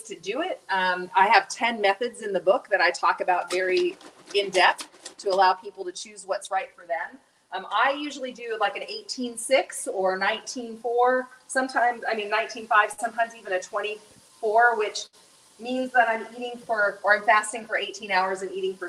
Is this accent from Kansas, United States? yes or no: yes; Lawrence, Kansas, United States; moved away as an adult; now in Nepal; I live, when I'm in the U.S., I'm from Lawrence, Kansas